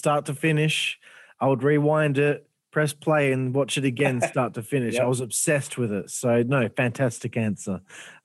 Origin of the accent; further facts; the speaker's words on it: Australia; I'm Australian.